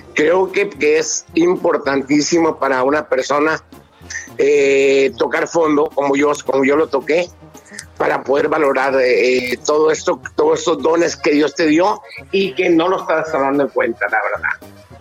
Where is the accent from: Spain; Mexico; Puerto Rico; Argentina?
Mexico; nosotros como mexicanos